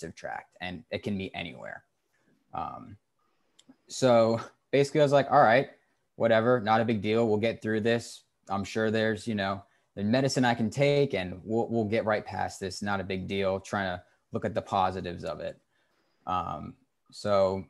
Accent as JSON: {"language": "English", "town": "Cary", "region": "North Carolina", "country": "United States", "tie": "born or raised there", "said": "I grew up in Cary, North Carolina"}